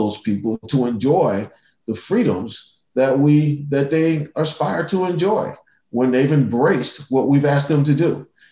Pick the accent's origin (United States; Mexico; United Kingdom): United States; Cleveland, Ohio; I grew up in Cleveland.